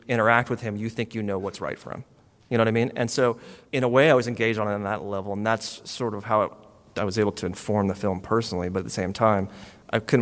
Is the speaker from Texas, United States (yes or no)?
yes; Texas, United States; now in Los Angeles, United States; I grew up in Texas as a rock fan in the 80s